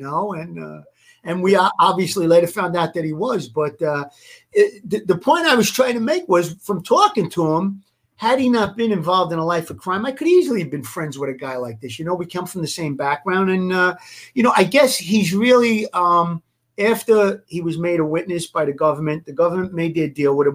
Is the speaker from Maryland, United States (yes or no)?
no; New York City, New York, United States; I come from Gravesend as well, and I actually rubbed elbows with Larry growing up